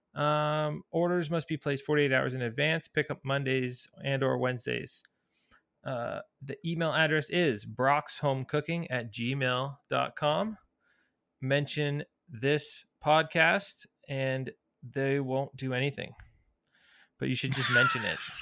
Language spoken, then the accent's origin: English; Toronto, Ontario, Canada; also born or lived in San Francisco; I'm from Toronto